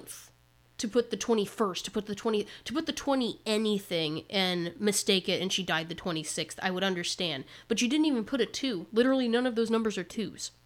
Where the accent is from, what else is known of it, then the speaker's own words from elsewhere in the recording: Indiana, United States; We're from Indiana